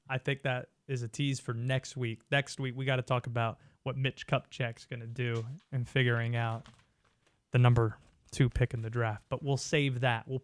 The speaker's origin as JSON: {"language": "English", "region": "the South", "country": "United States", "tie": "born or raised there", "said": "my voice doesn't sound like it, but I grew up in the South, man."}